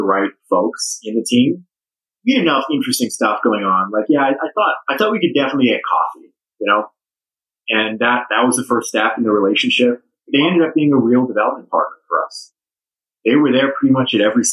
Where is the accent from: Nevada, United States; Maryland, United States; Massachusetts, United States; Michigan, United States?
Nevada, United States; Las Vegas; the October 1 shooting also happened in Las Vegas, which was my hometown